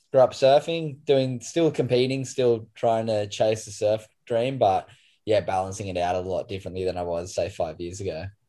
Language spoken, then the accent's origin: English; Sydney, New South Wales, Australia; moved away as an adult; also born or lived in Byron Bay; now in Kingscliff, Australia; I grew up in Sydney's Northern Beaches and moved to the Gold. Oh, well, I live in Kingscliff now, the north coast of New South Wales. I did 26 years in Narrabeen